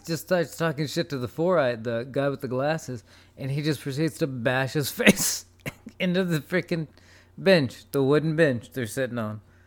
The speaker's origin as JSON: {"language": "English", "country": "United States", "said": "as an American, as an English person"}